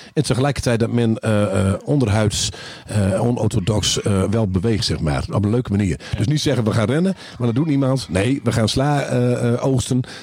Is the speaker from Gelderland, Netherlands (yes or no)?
no; Groningen, Netherlands; wij als Groningers